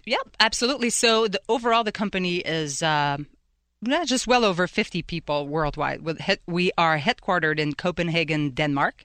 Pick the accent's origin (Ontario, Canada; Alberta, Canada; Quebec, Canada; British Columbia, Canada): Quebec, Canada; Quebec City; moved away as an adult; now in Pittsburgh, United States; I'm originally from Quebec City in Canada